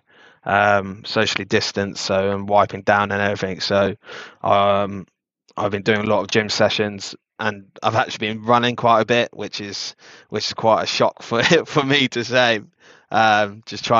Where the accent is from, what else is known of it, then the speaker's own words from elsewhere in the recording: Slough, South East England, United Kingdom; also born or lived in Windsor; I grew up in Slough.